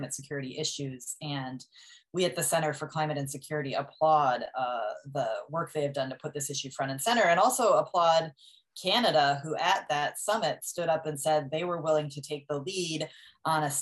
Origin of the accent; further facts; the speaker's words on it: Wisconsin, United States; my home state of Wisconsin, where I grew up